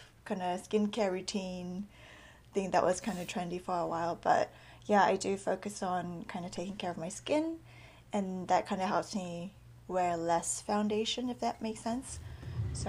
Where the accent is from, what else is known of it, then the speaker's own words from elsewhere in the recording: Australia; moved away; also born or lived in South Korea / New Zealand; So I was born in Korea. My family's all Korean. But we immigrated to New Zealand and then Australia. So that's where I grew up